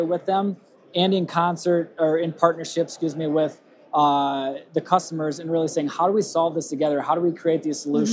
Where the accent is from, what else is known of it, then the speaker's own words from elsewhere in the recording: Rochester, Minnesota, United States; accent: Minnesota; I'm from Rochester, Minnesota